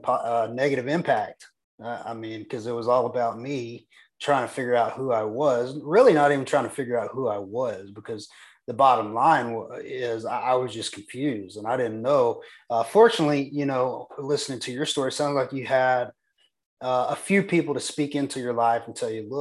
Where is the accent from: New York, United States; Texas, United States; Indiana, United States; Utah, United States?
Texas, United States; I'm just a small town Texas boy. I was born and raised in Texas.